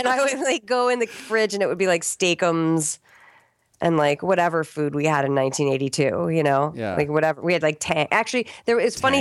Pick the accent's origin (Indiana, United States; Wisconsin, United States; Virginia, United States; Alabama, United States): Virginia, United States; Arlington; also born or lived in Richmond, Virginia; I was born in Richmond, Virginia, and I grew up in Arlington, Virginia